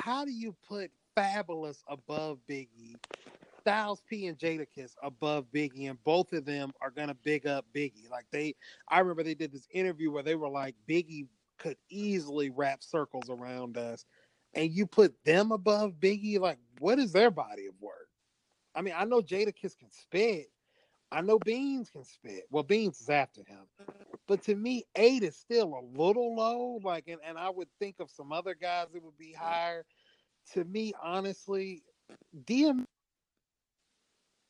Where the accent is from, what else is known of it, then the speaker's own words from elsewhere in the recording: the South, United States; also born or lived in West Coast; I'm from the South